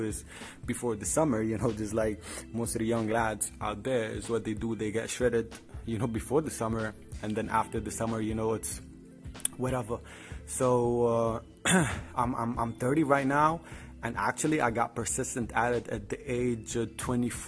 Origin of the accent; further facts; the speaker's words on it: Tripoli, North Governorate, Lebanon; I'm from Lebanon, from Tripoli to be specific